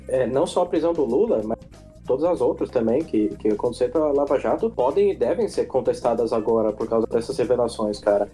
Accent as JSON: {"language": "Portuguese", "country": "Brazil", "said": "como brasileiro"}